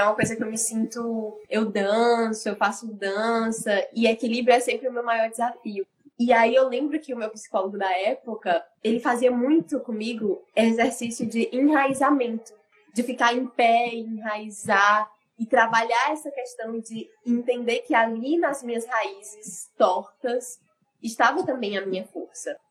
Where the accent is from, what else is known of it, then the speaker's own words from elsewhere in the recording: Ceará, Brazil; eu sou cearense